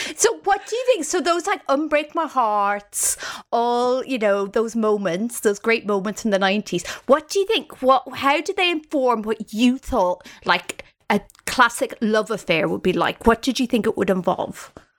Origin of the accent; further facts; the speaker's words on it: Ireland; Growing up in Ireland, it's not like we've got like stage schools everywhere.